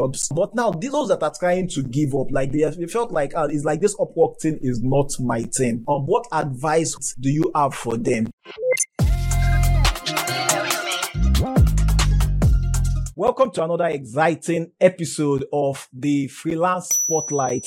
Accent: Nigeria; I am from Nigeria.

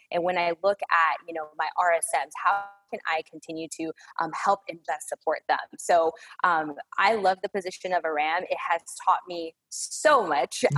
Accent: Chicago, Illinois, United States; moved away as an adult; now in Dallas-Fort Worth, United States; I was born and raised in the Chicagoland area

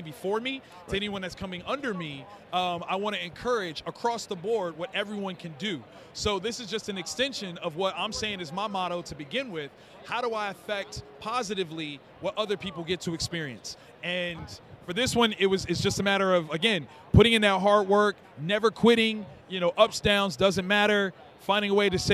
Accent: Columbus, Ohio, United States; 3,000 students in my hometown in Columbus, Ohio

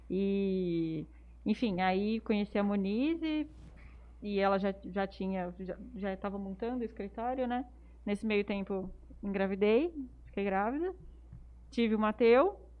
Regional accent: Jales, São Paulo, Brazil; eu sou de Jales também, nasci em Jales, dei a vida inteira em Jales, inclusive com o Matheus e fui fazer faculdade em São Paulo.

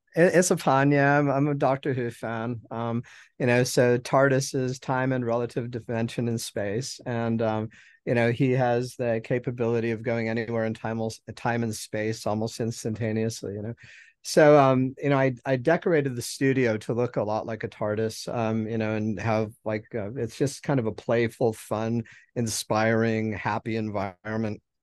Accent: Helena, Montana, United States; now in Mobile, United States; I was born in Helen, Montana, and um, that's where I grew up and you know spent all of my formative

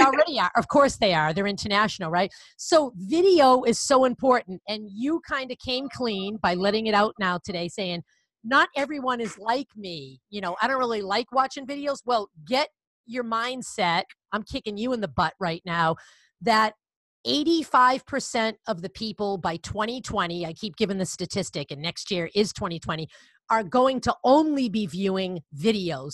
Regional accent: Connecticut, United States; accent: Boston; that's where I am from, with my bad Boston accent

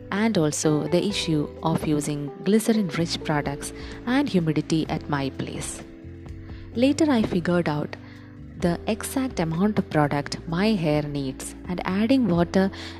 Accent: India; as every Indian

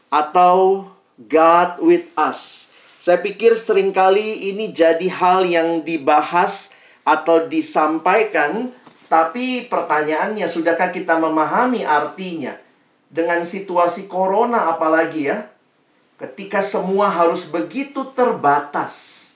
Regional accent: Makassar, South Sulawesi, Indonesia; Saya alumni dari SMA Negeri 1 di Makassar ya, bukan di Medan dan sekitarnya.

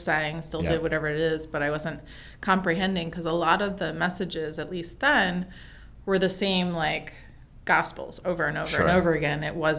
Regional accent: New Jersey, United States; also born or lived in Pennsylvania / Connecticut; I think I was born outside Philly, Connecticut for 8 years, and then South Jersey, where I went to school for the remaining years, and then college and everything else.

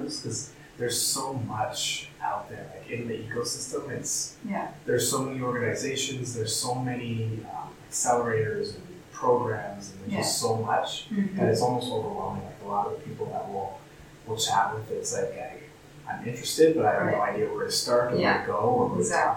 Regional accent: just outside Toronto, Ontario, Canada; moved away as an adult; now in Calgary, Canada; I grew up in just outside Toronto

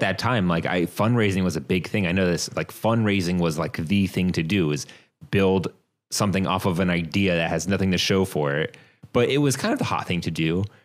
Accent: Virginia, United States; I'm from Virginia. Yeah, man, born and raised, grew up in Virginia

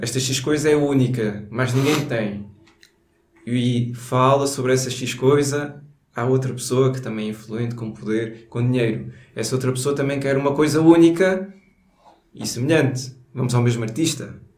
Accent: Alentejo, Portugal; accent: Alentejano; now in Lisbon, Portugal; vai ser só sotaque alentejano aqui

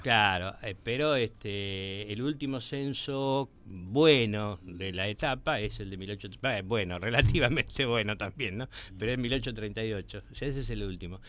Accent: Quilmes, Buenos Aires Province, Argentina; moved away; yo viví en Quilmes, me, una buena parte de mi adolescencia la pasé en Quilmes

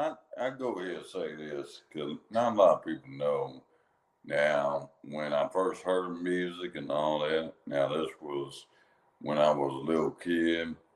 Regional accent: Kentucky, United States; I'm from Kentucky.

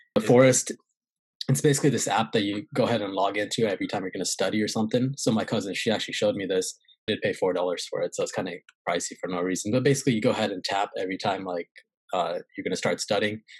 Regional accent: California, United States; moved away as an adult; also born or lived in St. Louis, Missouri / Pennsylvania / North Carolina / South Carolina; I was in California

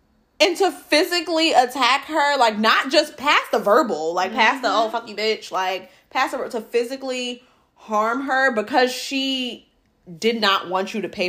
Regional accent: New York, United States; growing up in New York

